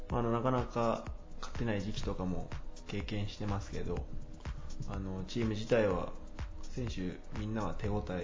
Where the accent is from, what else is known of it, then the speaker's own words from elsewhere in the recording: Kanagawa, Japan; 神奈川なんです